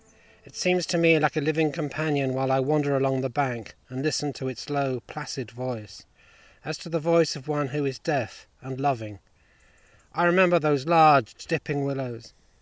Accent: East Anglia, East of England, United Kingdom; I come from East Anglia

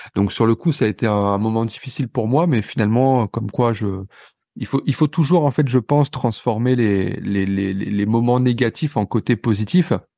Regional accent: near Pont-Audemer, Normandy, France; moved away; also born or lived in Vernon / Marseille; on est tous les deux originaires euh, de Normandie, d'un petit patelin à quelques kilomètres de Ponto de Mer

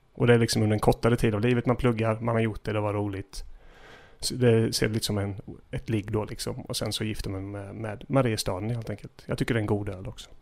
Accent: Gislaved, Jönköping County, Sweden; När jag växte upp i Gissle

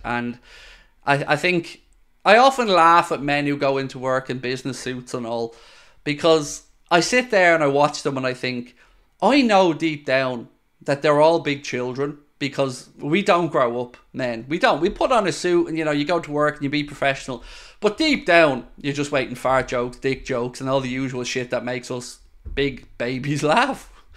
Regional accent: Ireland; being Irish

